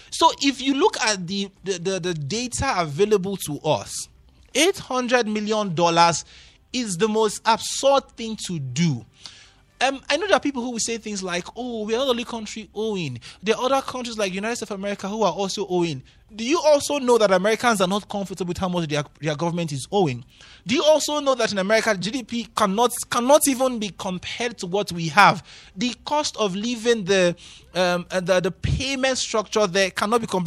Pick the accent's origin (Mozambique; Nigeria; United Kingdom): Nigeria; me now as a Nigerian, mm. honestly, to believe a government that wants to take eight hundred million dollars for what?